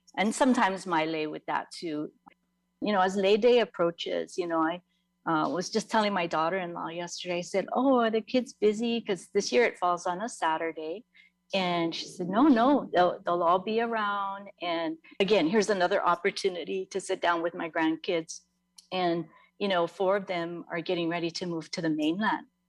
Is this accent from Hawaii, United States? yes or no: yes; Kaneohe, Hawaii, United States; I grew up in Kaneohe